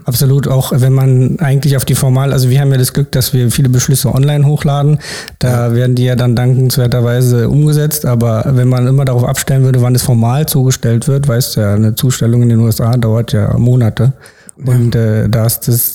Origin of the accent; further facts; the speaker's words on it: Berlin, Germany; bin in Berlin geboren und aufgewachsen